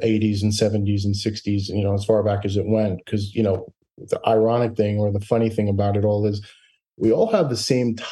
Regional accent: Elmont, New York, United States; I grew up in Elmont, New York, in Long Island

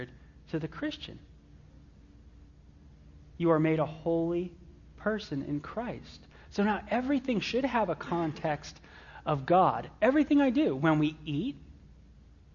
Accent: Los Angeles, California, United States; I was raised in the San Fernando Valley of Southern California, North Hollywood of all places.

